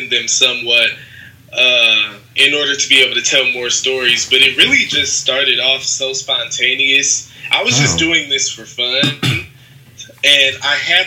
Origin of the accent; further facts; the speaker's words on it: Detroit, Michigan, United States; now in New York City, United States; I'm from Detroit, Michigan